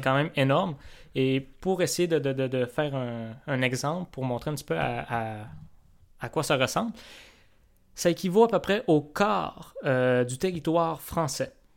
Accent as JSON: {"language": "French", "region": "Quebec", "country": "Canada", "tie": "born or raised there", "moved": "yes", "said": "ma terre natale et, euh, ta terre d'accueil, on peut dire ça comme ça, donc, euh, le Seigne Lac-Saint-Jean"}